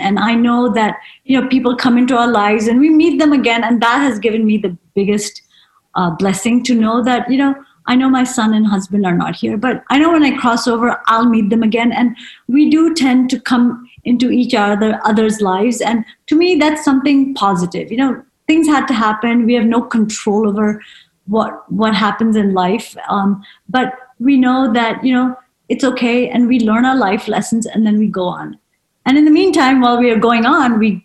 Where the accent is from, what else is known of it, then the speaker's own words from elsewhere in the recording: United States; being an Indian woman is that mindset, even though you've lived in America all your life